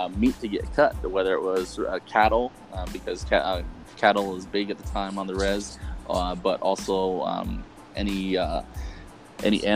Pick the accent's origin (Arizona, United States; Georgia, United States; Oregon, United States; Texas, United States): Arizona, United States; San Carlos Apache Reservation; all of us were born and raised on the San Carlos Apache Reservation, like I said, about 20 miles east of Globe, Arizona